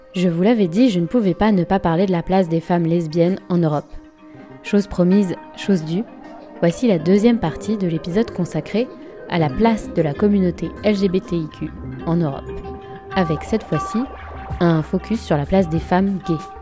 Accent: France; je suis française, européenne et une femme hétérosexuelle

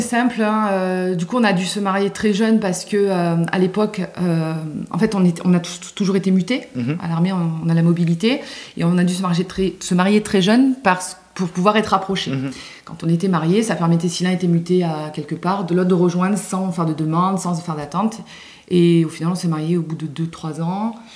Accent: Simiane-Collongue, Provence-Alpes-Côte d'Azur, France; also born or lived in Châteaudun; now in Luberon, France; j'ai grandi bah, près de Marseille, dans un petit village euh, près de Marseille

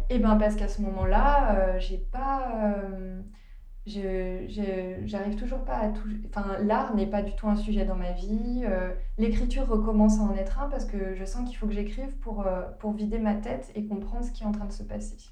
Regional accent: the Alps, France; moved away as an adult; also born or lived in Leeds; now in London, United Kingdom; je vis à Londres depuis 3 ans maintenant et je suis originaire des Alpes

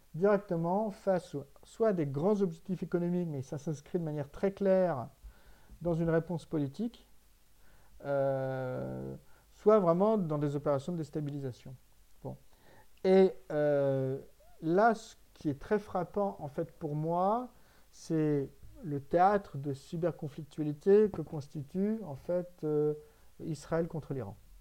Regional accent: France; en tant que Français

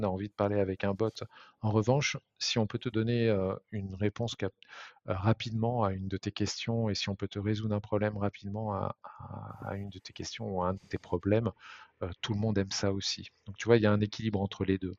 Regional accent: Nantes, Pays de la Loire, France; on est originaire de Nantes

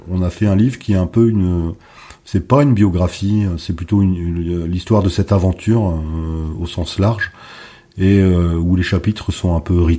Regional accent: Hauts-de-France, France; nous, on est du Nord, ah ben, il y a des vignobles dans le Nord aujourd'hui.

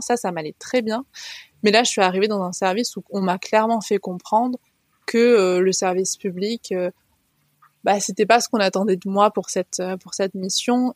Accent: France; also born or lived in Haute-Savoie; now in Var, France; j'ai grandi dans les, dans les Pyrénées, dans les montagnes

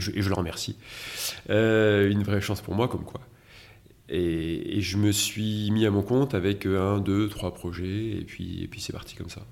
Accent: Metz, Grand Est, France; je suis né à Metz

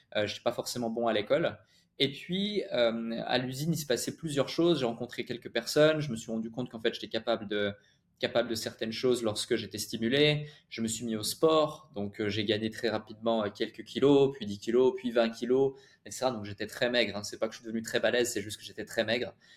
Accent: Switzerland; j'ai grandi en Suisse

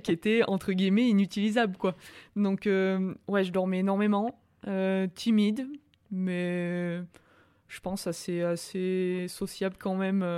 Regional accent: Orcières, Provence-Alpes-Côte d'Azur, France; also born or lived in Montpellier; now in Albertville, France; je suis de Montpellier, je suis né à Montpellier, j'ai ma famille à Montpellier, mais j'ai vraiment grandi à Orcières

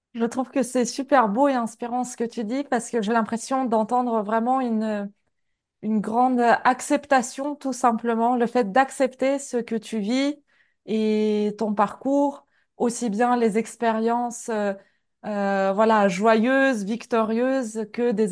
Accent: Kyrgyzstan; moved away; mon pays d'origine, le Kyrgyzstan

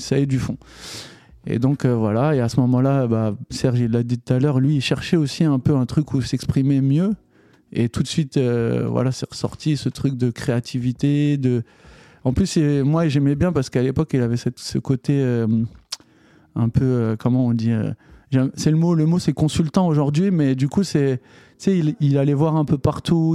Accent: Paris, Île-de-France, France; also born or lived in New York; je suis un vrai Parisien

